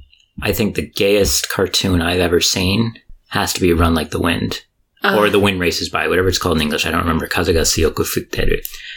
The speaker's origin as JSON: {"language": "English", "country": "United States", "said": "I am American"}